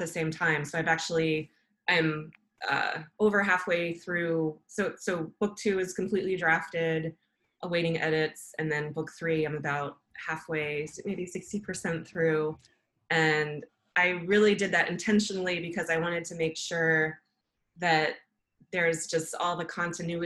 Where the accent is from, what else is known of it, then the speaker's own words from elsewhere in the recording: Maryland, United States; I grew up in Maryland